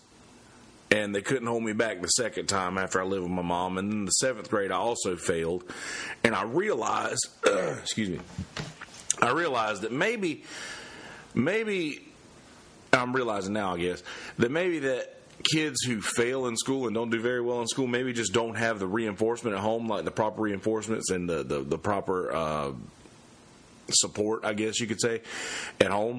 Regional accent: Bennettsville, South Carolina, United States; there was this new Christian school that had opened up in Bennettsville, in my hometown.

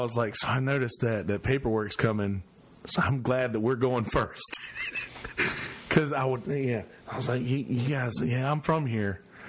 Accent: United States; there's federal prison in my hometown. There's actually two prisons in my hometown. Bennisville.

